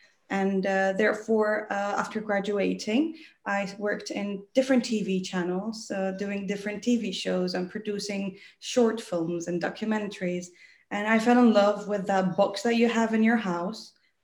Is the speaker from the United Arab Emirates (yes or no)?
yes; Dubai, United Arab Emirates; born there; I'm a very simple person. I was born in Dubai.